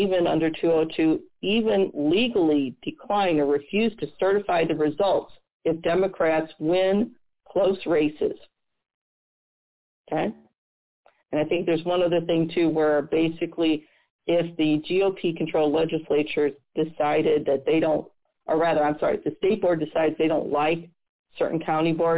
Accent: Missouri, United States; my home state of Missouri

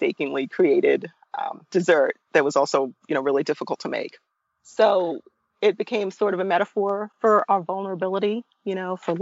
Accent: Brooklyn, New York, United States; I grew up in Brooklyn, first generation of a Caribbean American family

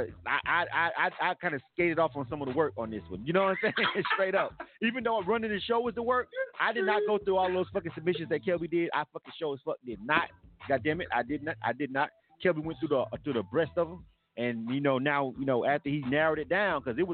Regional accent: Panama City, Florida, United States; my hometown, Panama City, Bay County

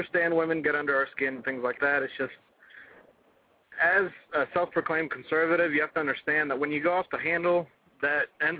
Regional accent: Russia; also born or lived in Israel; now in United States; I've lived all over the world. I'm from Russia originally.

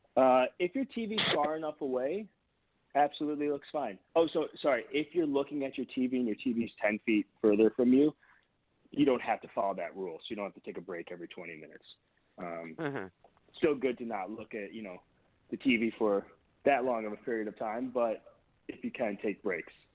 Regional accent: near Detroit, Michigan, United States; moved away as an adult; also born or lived in Boston, Massachusetts; now in California, United States; Now, granted, we live in California. I grew up in Michigan

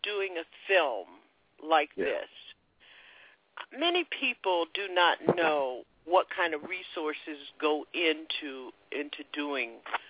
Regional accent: Florida, United States; I was one of those kids coming up from Florida on the train every summer, coming into Asheville

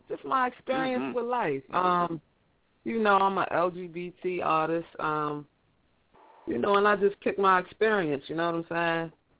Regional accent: DMV, Washington metropolitan area, United States; I'm coming out the DMV

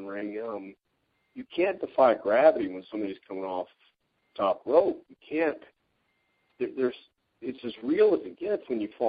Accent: West Texas, United States; growing up in West Texas

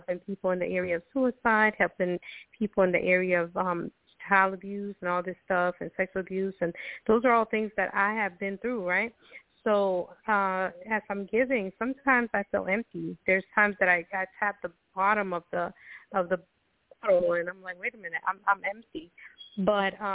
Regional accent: Costa Rica; now in United States; I'm originally from Costa Rica

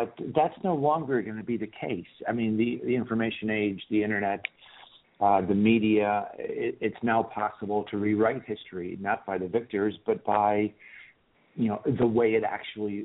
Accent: Chicago, Illinois, United States; moved away as an adult; also born or lived in Turkey; now in United Kingdom; I'm from Chicago

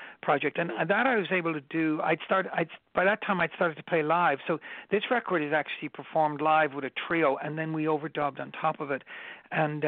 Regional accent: Dublin, Leinster, Ireland; moved away as an adult; now in New York, United States; I grew up in Dublin, and I was always in a band

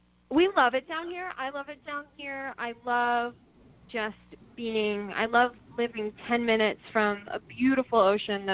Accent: Maine, United States; Growing up in the Northeast, like when I grew up in Maine, we were literally on like the last street on the edge of town

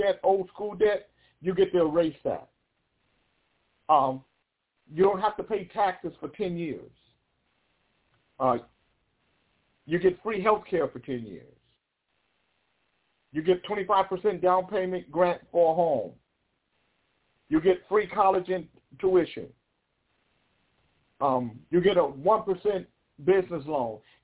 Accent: United States; I'm an American.

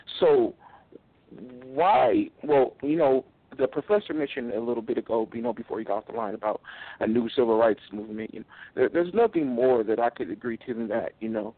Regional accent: California, United States; moved away as an adult; now in Utah, United States; I'm originally from California. I actually relocated to Utah a couple years ago.

